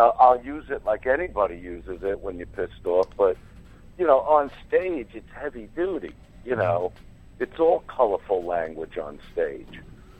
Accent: New York City, New York, United States; I grew up in Brooklyn. It's who I am.

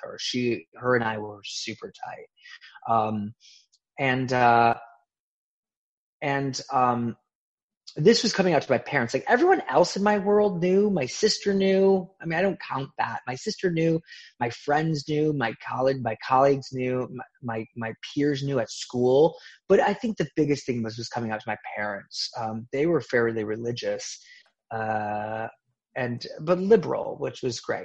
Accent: Midwest, United States; I grew up in the Midwest

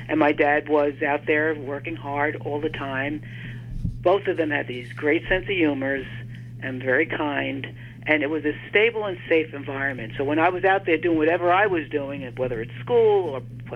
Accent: New York City, New York, United States; I grew up in Brooklyn.

